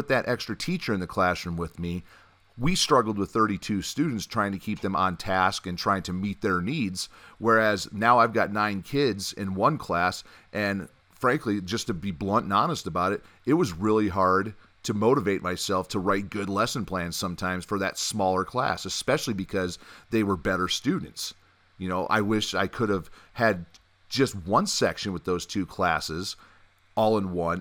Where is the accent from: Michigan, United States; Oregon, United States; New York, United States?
Michigan, United States; growing up where I grew up in Michigan